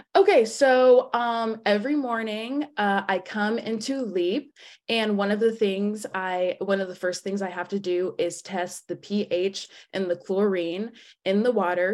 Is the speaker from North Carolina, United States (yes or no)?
no; Atlanta, Georgia, United States; I'm from Atlanta, Georgia